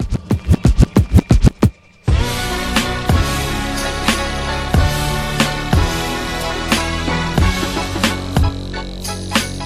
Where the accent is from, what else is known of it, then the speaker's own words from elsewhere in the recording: Canada; I'm Canadian. It's a lot different here